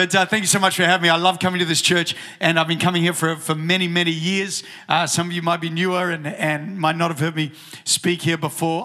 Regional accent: New Zealand; moved away; when I was growing up in New Zealand

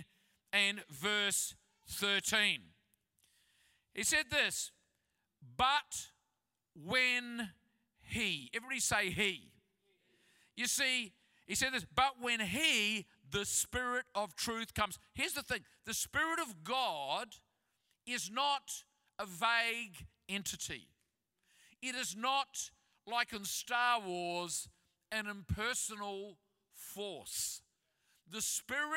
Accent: Christchurch, Canterbury, New Zealand; moved away; I'm from Christchurch

